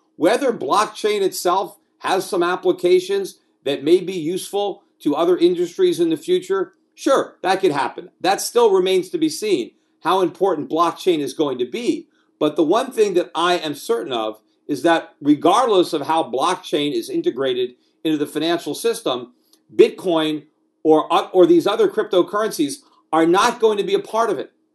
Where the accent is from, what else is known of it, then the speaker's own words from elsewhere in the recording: United States; moved away as an adult; now in Puerto Rico; as an American, as somebody who lives in this country, who was born in this country, who is raising children in this country, albeit from Puerto Rico at this point